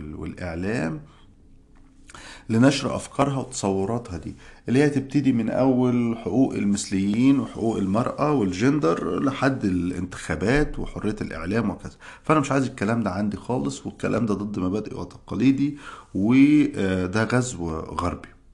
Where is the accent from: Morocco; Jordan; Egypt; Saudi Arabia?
Egypt; moved away as an adult; now in United States; احنا عندنا في مصر